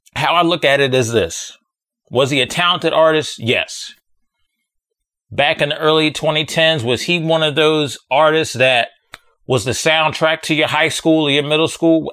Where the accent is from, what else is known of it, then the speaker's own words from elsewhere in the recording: United States; I'm from America